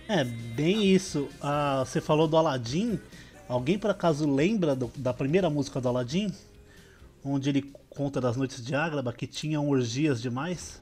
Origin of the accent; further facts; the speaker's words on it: Santo André, São Paulo, Brazil; sou de Santo André